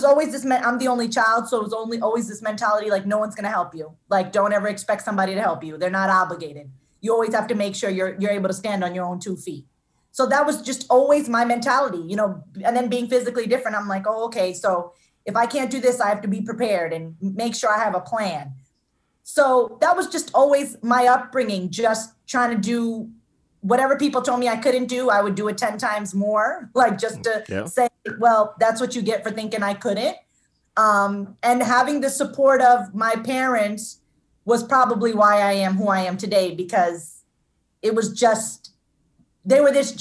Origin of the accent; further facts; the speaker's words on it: Jersey City, New Jersey, United States; also born or lived in Union, New Jersey; I grew up in Jersey City. Then we moved to a town called Union in New Jersey. So I've been in New Jersey all my life